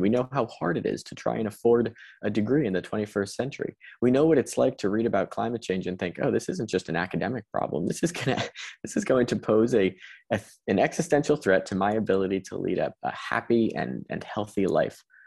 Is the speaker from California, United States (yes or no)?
no; Connecticut, United States; in my hometown